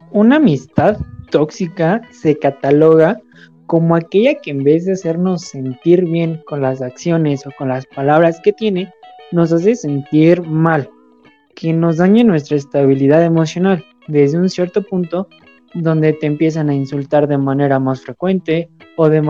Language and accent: Spanish; Mexico; y más como, bueno, somos mexicanos, chicos de universidad o de prepa